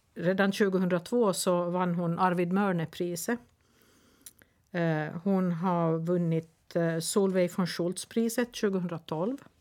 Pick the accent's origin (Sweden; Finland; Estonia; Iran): Finland; Nykarleby, Ostrobothnia; Nykarleby, ursäkta. Men eh, min hemstad